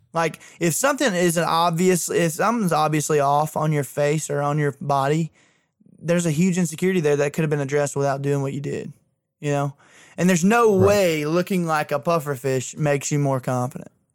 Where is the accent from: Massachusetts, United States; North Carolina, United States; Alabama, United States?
Alabama, United States; Isabella / Thorsby; it's Isabella versus Thorsby in my hometown, and they're 1A schools